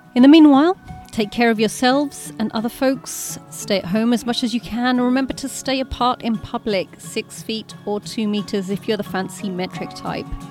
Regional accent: United Kingdom; As a Brit

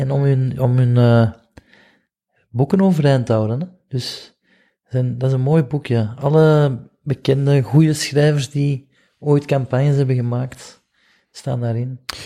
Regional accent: Flanders, Belgium; ik kom uit België

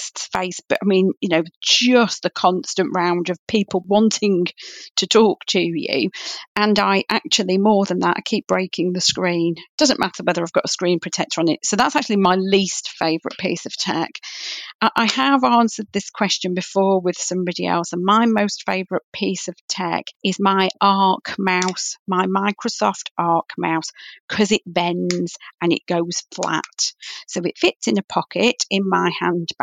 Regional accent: Manchester, North West England, United Kingdom; moved away; I'm originally a Mancunian

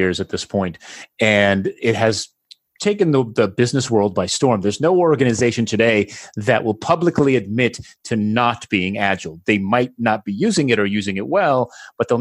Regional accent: New Jersey, United States; now in Barcelona, Spain; I am originally from New Jersey. Today, I live in Barcelona, Spain

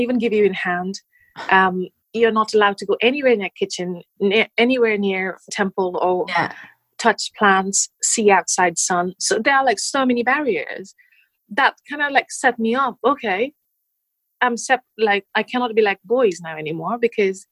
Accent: Nepal; moved away as an adult; now in United Kingdom; I grew up in Nepal up until 20 years old. So it's been only 9 years since I've been living in the UK

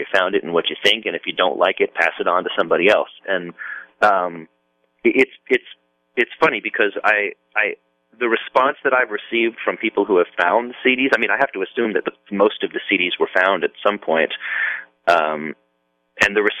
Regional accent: near San Francisco, California, United States; moved away; I grew up near San Francisco

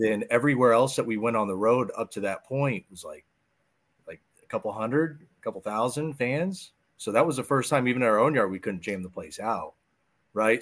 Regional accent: West Palm Beach, Florida, United States; also born or lived in New York; We ended up moving down to West Palm Beach. My dad was a cop. So we relocated. He was a cop in Delray. Went to Wellington High School.

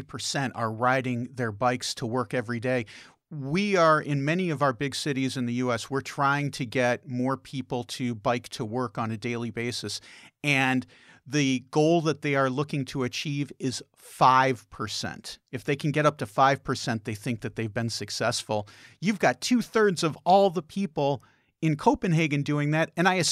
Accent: Midwest, United States; now in Denmark; I came from the Midwest where people tend to be more quiet.

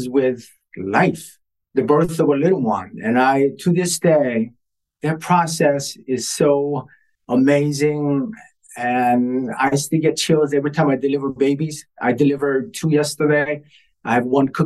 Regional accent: Ohio, United States; moved away as an adult; now in Boston, United States; I was raised in Ohio

